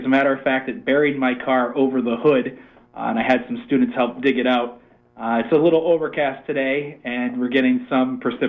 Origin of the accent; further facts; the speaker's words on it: Fairfield, Maine, United States; also born or lived in Bozeman, Montana; now in Limestone, United States; I am from Fairfield, Maine